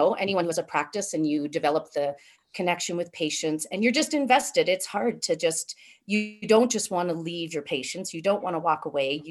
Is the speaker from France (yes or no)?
no; Thunder Bay, Ontario, Canada; moved away as an adult; also born or lived in Minneapolis, United States / Columbus, Ohio, United States; now in Calgary, Canada; I'm from Northwestern Ontario, so Thunder Bay, Ontario, right on the north shore of Lake Superior